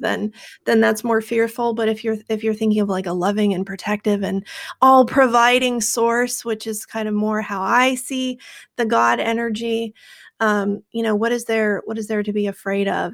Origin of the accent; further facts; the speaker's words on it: Seattle, Washington, United States; I grew up in Seattle. We're pretty liberal out here.